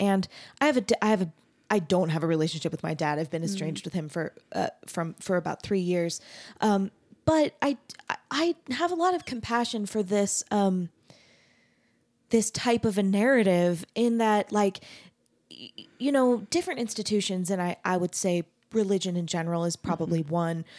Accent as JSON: {"language": "English", "region": "Arizona", "country": "United States", "tie": "born or raised there", "said": "I grew up LDS, but mm-hmm. I grew up in Arizona."}